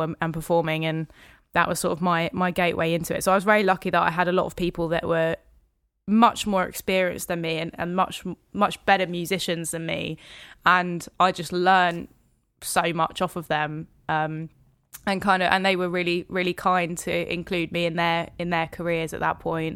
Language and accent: English; Hertfordshire, near St Albans, East of England, United Kingdom; also born or lived in Dunstable / Lewisham, London; now in London, United Kingdom; I grew up in Hertfordshire, so k-, kind of in a little village just outside Saint Albans.